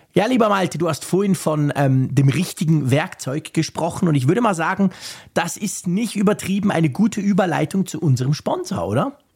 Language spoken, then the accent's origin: German; Switzerland; mich als Schweizer